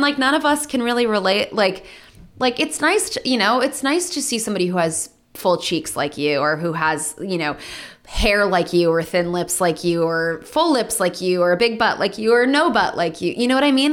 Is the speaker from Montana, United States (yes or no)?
no; Los Angeles, California, United States; being born and raised in Los Angeles